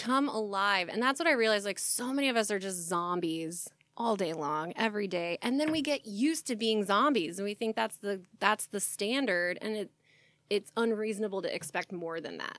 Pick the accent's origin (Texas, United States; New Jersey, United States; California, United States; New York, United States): Texas, United States; growing up in Texas